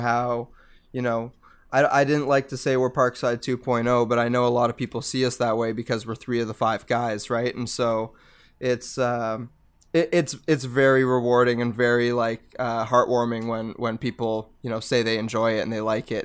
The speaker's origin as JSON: {"language": "English", "town": "Mississauga", "region": "Ontario", "country": "Canada", "tie": "born or raised there", "also_born_or_lived": "United States", "lives_now": "Hamilton, Canada", "said": "I grew up in Mississauga."}